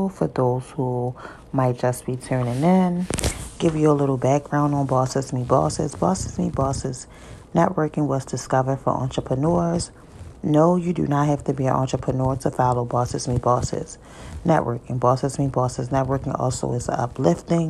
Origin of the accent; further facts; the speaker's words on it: Baltimore, Maryland, United States; I'm from Baltimore City